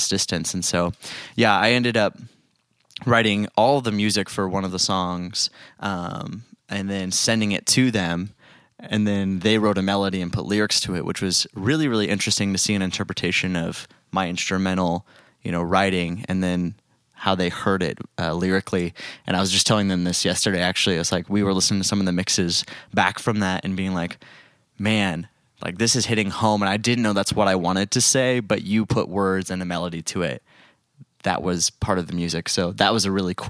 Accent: Phoenix, Arizona, United States; I'm from Phoenix and I grew up playing church music a lot.

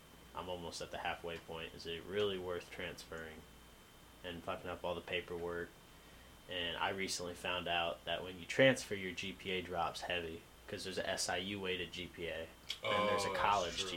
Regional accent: Avon, Indiana, United States; moved away as an adult; I am from Avon, Indiana

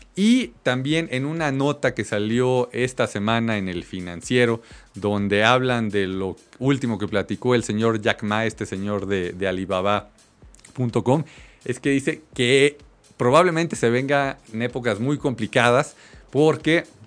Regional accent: Mexico

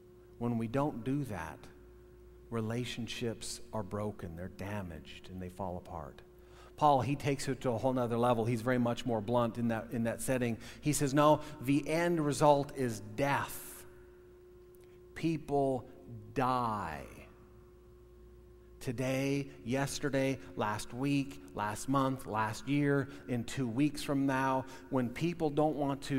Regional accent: United States; probably 80% at least Norwegian, white parents, born and raised in America

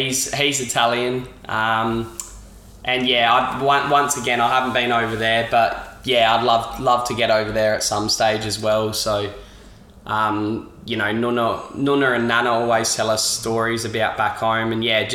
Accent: Adelaide, South Australia, Australia; also born or lived in Henley Beach / Hobart, Tasmania; I grew up in Grange, on CB Road.

